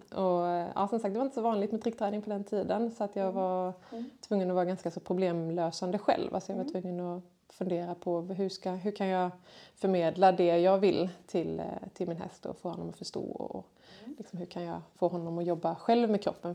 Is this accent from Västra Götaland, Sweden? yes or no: no; Kungsbacka, Halland County, Sweden; jag är född och uppvuxen här i Kungsbacka